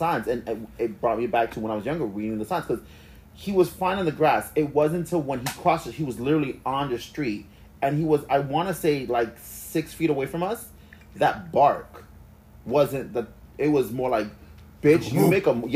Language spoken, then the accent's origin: English; New York, United States; we're from New York